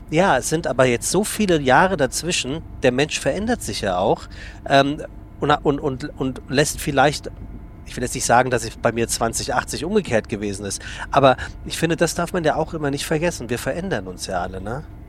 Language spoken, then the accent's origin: German; Frankfurt, Hesse, Germany; moved away; also born or lived in Hamburg; ich komme aus gebürtig aus Frankfurt